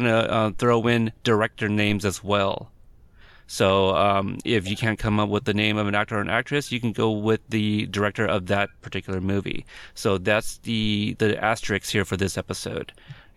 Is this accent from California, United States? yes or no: no; Corpus Christi, Texas, United States; now in West Coast, United States; I was born in Corpus Christi